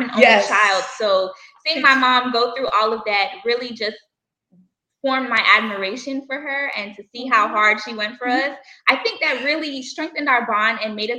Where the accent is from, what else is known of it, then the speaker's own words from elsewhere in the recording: Bermuda; now in United States; That's where we're originally from. We are island girls, so we're originally from the island of Bermuda.